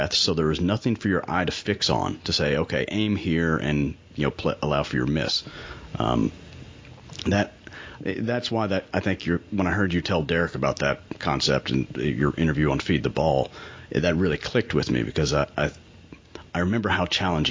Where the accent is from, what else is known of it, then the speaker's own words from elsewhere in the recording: Western Kentucky, United States; Growing up in Western Kentucky as a dedicated, lifelong St. Louis Cardinals fan